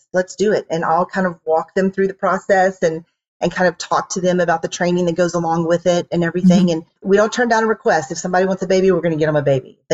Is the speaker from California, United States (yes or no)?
no; Houston, Texas, United States; moved away as an adult; now in Dallas, United States; I am from Houston originally